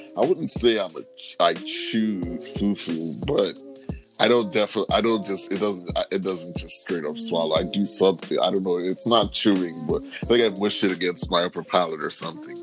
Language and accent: English; Nigeria; moved away; as a Nigerian